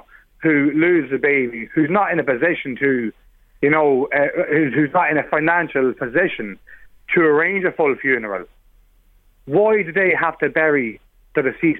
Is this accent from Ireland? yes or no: yes; Drogheda, County Louth, Ireland; I'm born and raised in Drogheda